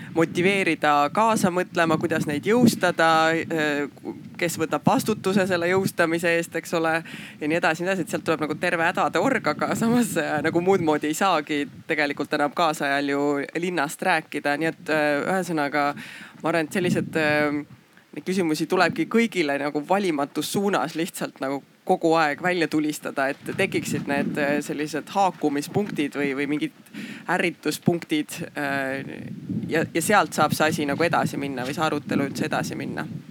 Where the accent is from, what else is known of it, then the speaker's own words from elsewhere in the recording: Haapsalu, Lääne County, Estonia; mina ise olen Haapsalust